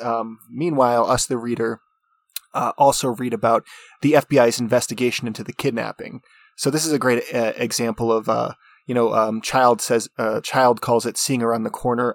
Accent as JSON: {"language": "English", "country": "United States", "also_born_or_lived": "New Mexico", "said": "I'm an American"}